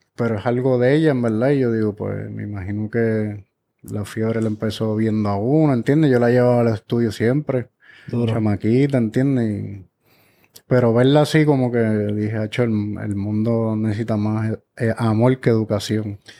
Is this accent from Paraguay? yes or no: no; Guaynabo, Puerto Rico; also born or lived in Orlando; llegué a los 12 años a Guaynao